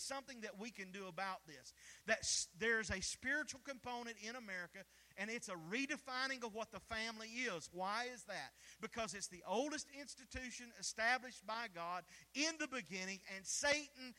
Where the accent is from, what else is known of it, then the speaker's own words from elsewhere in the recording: the South, United States; We're from the South.